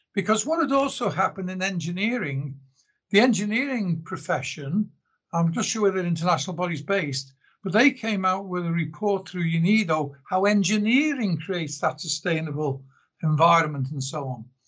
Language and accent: English; Liverpool, North West England, United Kingdom; also born or lived in South Africa; now in Australia; I was born in Liverpool originally in the UK, I then emigrated to South Africa back in 1974.